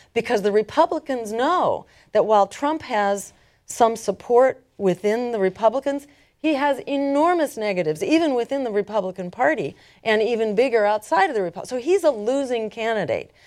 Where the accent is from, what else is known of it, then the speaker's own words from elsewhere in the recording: Massachusetts, United States; my home state in Massachusetts